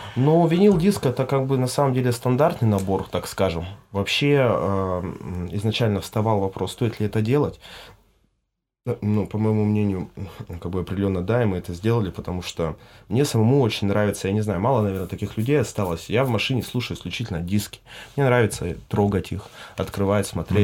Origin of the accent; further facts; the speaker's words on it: Irkutsk, Irkutsk Oblast, Russia; moved away as an adult; now in Croatia; мой родной край это Иркутск, Байкал, но опять же, ну сейчас, спустя 7 лет, ну, как бы Хорватия мой второй дом